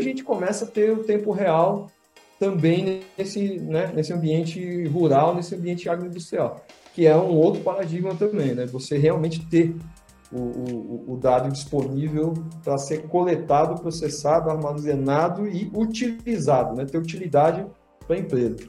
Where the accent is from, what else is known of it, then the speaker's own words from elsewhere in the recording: São Paulo, Brazil; eu sou paulistano, né, de, de, família do interior de Minas